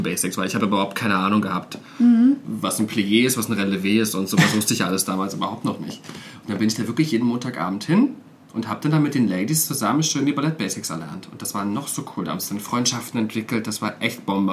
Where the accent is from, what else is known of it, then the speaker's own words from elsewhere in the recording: Cottbus, Brandenburg, Germany; moved away as an adult; in Cottbus, in meiner Heimatstadt